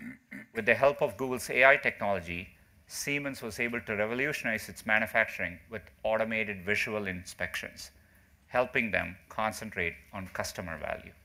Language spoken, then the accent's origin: English; India; moved away; Growing up in India